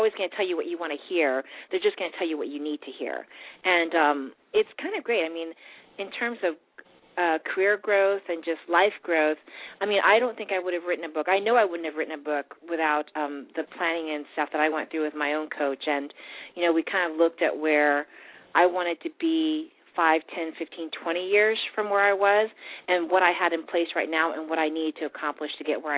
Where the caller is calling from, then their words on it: Virginia, United States; I'm from Virginia.